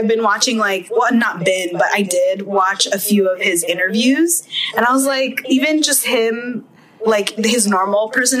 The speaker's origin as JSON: {"language": "English", "country": "Philippines", "said": "Because we're Filipino."}